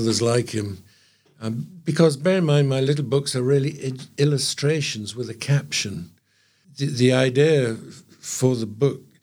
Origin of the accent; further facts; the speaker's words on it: Trinidad & Tobago; now in England, United Kingdom; I grew up there in the West Indies and grew up in Trinidad